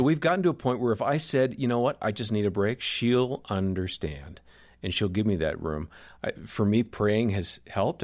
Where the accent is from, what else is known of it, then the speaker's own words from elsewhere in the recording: Wisconsin, United States; I grew up in Wisconsin